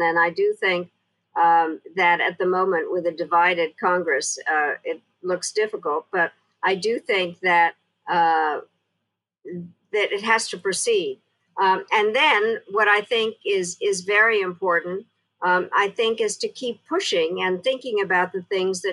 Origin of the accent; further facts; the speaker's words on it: Czechia; now in United States; I was born in Czechoslovakia